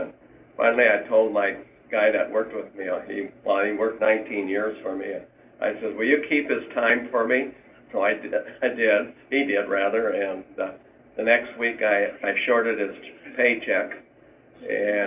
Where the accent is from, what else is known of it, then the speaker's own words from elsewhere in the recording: Hugo, Minnesota, United States; We were born and raised in Hugo